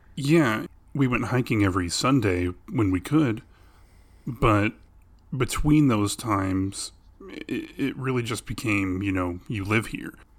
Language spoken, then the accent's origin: English; Arlington, Texas, United States; we grew up in Arlington, Texas, which is smack dab in between Dallas and Fort Worth